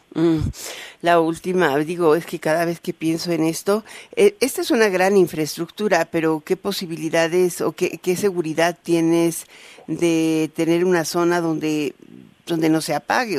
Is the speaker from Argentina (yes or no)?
no; Mexico; los mexicanos